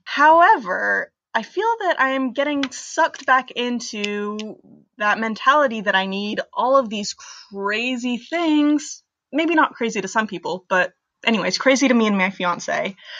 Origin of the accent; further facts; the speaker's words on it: Bethlehem, Pennsylvania, United States; I'm from Bethlehem, Pennsylvania